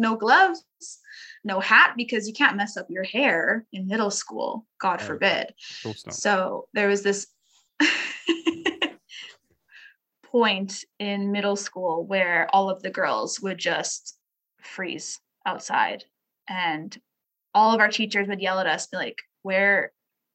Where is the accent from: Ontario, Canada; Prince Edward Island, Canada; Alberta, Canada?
Alberta, Canada; Edmonton; as a Canadian kid